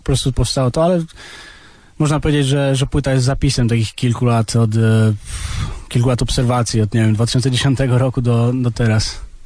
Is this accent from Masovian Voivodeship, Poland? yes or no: yes; Warsaw, Masovian Voivodeship, Poland; also born or lived in abroad (born outside Poland); tutaj jestem, wiesz, od 20 lat i tutaj się wychowałem